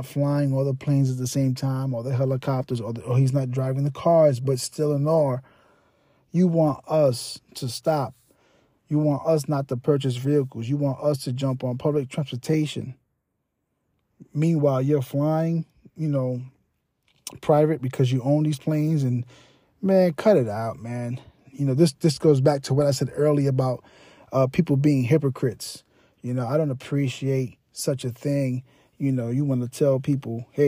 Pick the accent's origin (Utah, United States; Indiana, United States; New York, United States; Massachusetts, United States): New York, United States; moved away; I'm from New York, so when he had his reign in New York, you know, I lived there